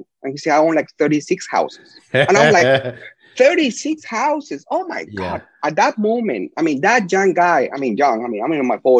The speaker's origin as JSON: {"language": "English", "region": "Lima", "country": "Peru", "tie": "born or raised there", "also_born_or_lived": "El Paso, Texas / Houston, Texas", "first_language": "Spanish", "second_language": "English", "moved": "as an adult", "lives_now": "United States", "said": "born and raised in Miraflores"}